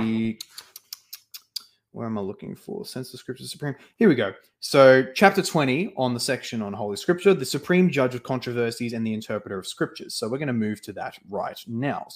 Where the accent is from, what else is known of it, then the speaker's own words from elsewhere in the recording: Australia; me as an Australian and not even a rural Australian, but like a suburban Australian